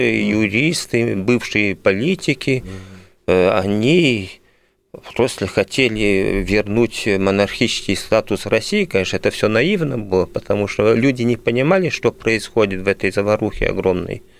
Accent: Belgium; moved away as an adult; now in Moscow, Russia; Я родился в Бельгии

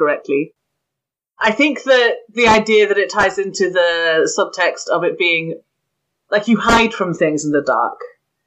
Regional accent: United Kingdom; grew up here

